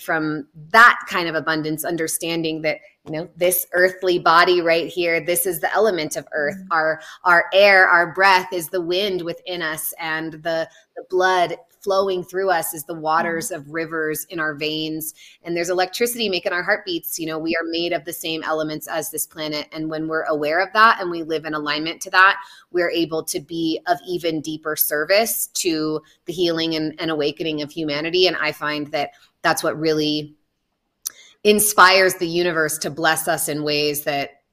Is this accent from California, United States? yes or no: yes; the Redwoods, California, United States; I grew up in the Redwoods